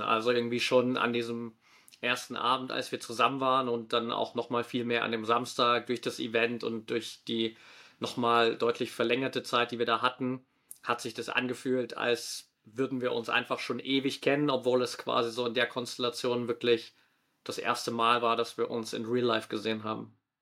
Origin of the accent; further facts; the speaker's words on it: near Dresden, Saxony, Germany; moved away as an adult; also born or lived in Australia; now in Valencia, Spain; komme ursprünglich aus der Nähe von Dresden